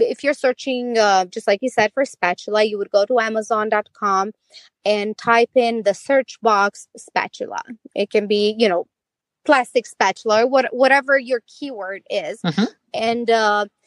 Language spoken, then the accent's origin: English; Romania; moved away; I'm from Romania